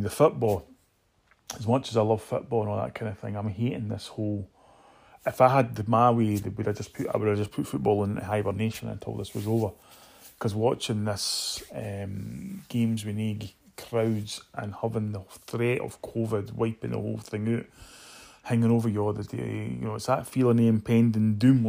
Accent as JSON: {"language": "English", "town": "Edinburgh", "region": "Scotland", "country": "United Kingdom", "tie": "born or raised there", "also_born_or_lived": "New York", "moved": "as an adult", "said": "I grew up in Muirhouse in Edinburgh"}